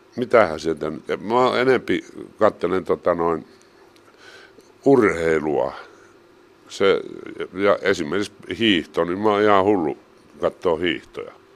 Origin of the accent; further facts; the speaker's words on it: Mikkeli, South Savo, Finland; moved away as an adult; also born or lived in Heinola / Helsinki; kyllähän tää on niin kuin kerta kaikkiaan mun kotikaupunki